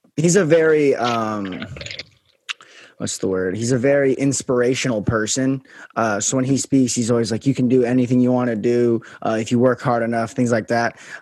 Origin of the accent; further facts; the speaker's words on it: Las Vegas, Nevada, United States; I'm from Vegas, so that's a little um about me. But yeah, so I'm from Vegas